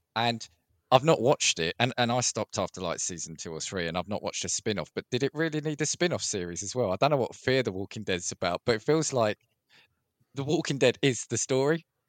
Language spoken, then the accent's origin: English; United Kingdom; as a Brit